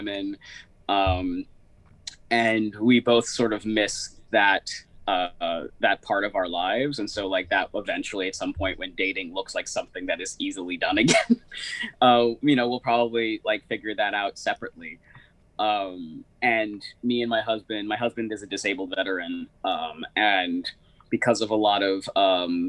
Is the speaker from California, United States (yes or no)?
yes; Berkeley, California, United States; I grew up in Berkeley, California